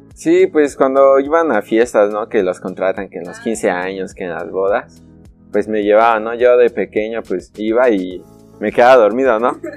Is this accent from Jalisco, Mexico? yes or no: no; Tehuacán, Puebla, Mexico; tehuacanero de corazón